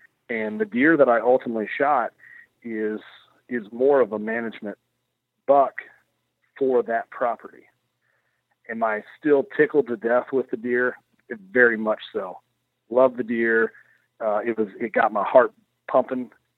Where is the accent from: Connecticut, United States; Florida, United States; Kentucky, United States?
Kentucky, United States; I'm a hillbilly from Kentucky. I like venison as well.